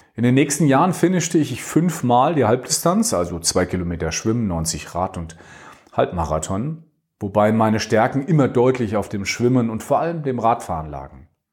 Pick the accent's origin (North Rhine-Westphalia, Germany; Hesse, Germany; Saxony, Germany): Hesse, Germany; Dreieich; also born or lived in Langen; spiele jetzt immer noch im selben Verein wie in meiner Kindheit, dem T C Rot-Weiß Sprendlingen